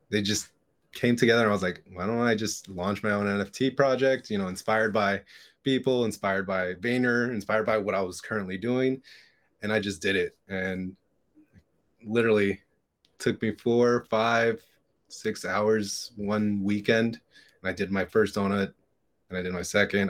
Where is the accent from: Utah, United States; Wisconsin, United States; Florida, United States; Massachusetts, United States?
Florida, United States; Hialeah; born or raised there